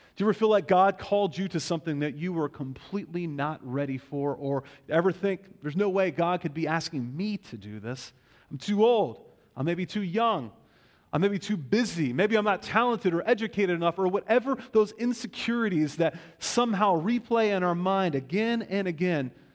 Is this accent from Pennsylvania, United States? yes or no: yes; Western Pennsylvania, United States; also born or lived in Pittsburgh; a kind of civil religious context is where I grew up in Western Pennsylvania.